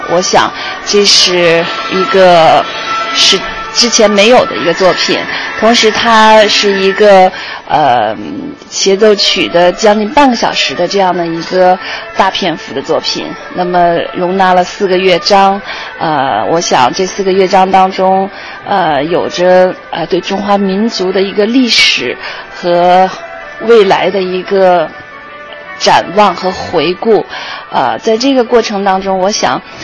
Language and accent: Chinese; Tianjin, China; 我的家乡天津